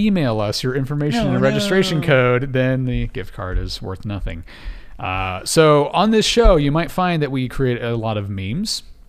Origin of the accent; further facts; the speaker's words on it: United States; I'm American